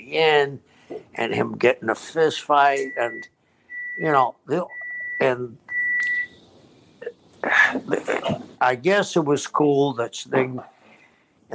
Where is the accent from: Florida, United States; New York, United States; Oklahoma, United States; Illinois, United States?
Florida, United States; I'm from Florida